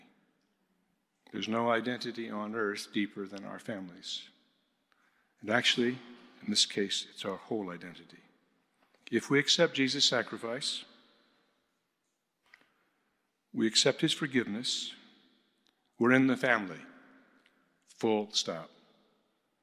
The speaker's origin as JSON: {"language": "English", "region": "the American Midwest", "country": "United States", "tie": "born or raised there", "moved": "yes", "said": "I'm a boy from the American Midwest who grew up an evangelical fundamentalist"}